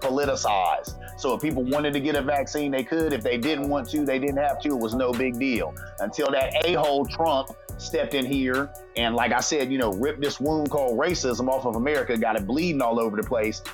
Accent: Columbus, Ohio, United States; I'm from Columbus, Ohio.

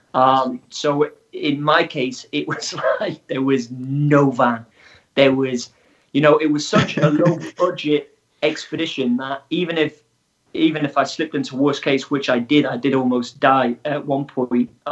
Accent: Wales, United Kingdom; I am from Wales in the UK

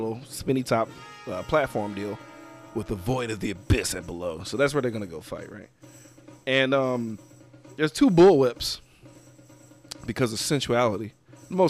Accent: Mississippi, United States; I grew up in Mississippi

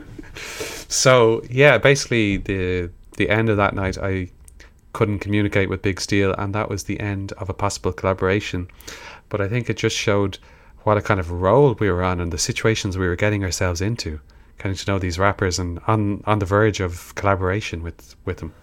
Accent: Ireland; We're, we're rappers from Ireland

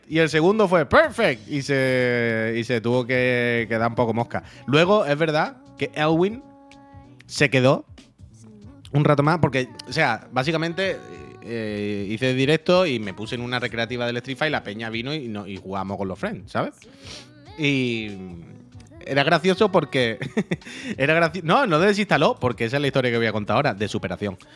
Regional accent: La Línea de la Concepción, Andalusia, Spain; yo soy de Cádiz, de la línea. Allí mi familia tenía un chalet, ya no.

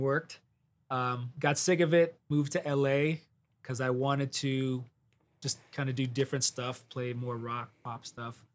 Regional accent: Detroit, Michigan, United States; moved away as an adult; also born or lived in Miami / Los Angeles; now in Nashville, United States; I'm originally from Detroit

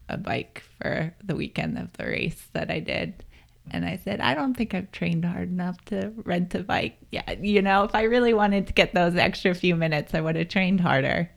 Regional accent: Pennsylvania, United States; moved away as an adult; also born or lived in Colorado Springs; now in Boulder, United States; I grew up in Pennsylvania, and I moved here in two thousand ten

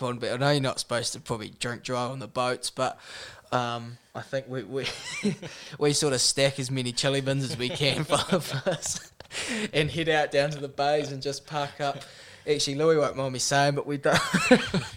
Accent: Nelson, New Zealand; we always battled growing up in the Nelson Bays versus Marlborough stuff

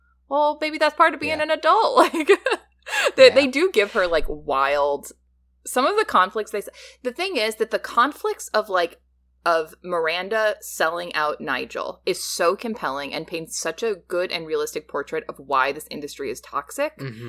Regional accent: Midwest, United States; I don't know. I'm from the Midwest.

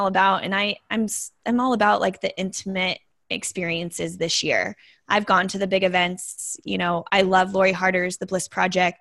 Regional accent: Las Vegas, Nevada, United States; I'm born and raised in Las Vegas. That's my hometown

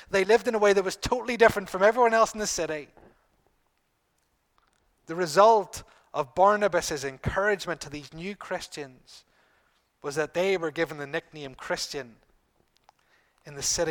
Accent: Bangor, United Kingdom; who happened to be in Bangor, my hometown.

